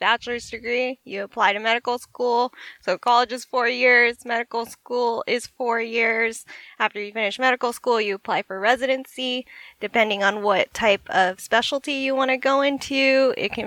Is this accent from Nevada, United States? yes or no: yes; Las Vegas, Nevada, United States; now in San Francisco, United States; I am originally from Las Vegas. I'm currently living in San Francisco